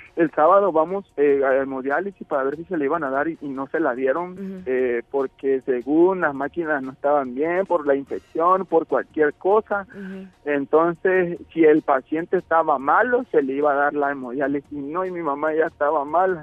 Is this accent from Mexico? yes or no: yes; Tabasco, Mexico; somos tabasqueños